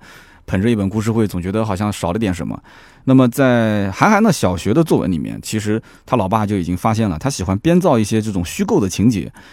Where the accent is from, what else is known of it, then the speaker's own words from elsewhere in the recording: Nanjing, Jiangsu, China; also born or lived in Shanghai; 我们南京人基本上不怎么吃这个